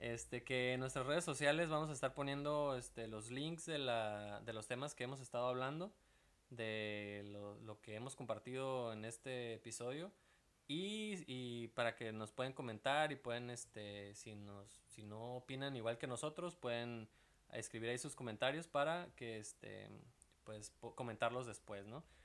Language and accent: Spanish; Veracruz, Mexico; moved away; yo vengo de Veracruz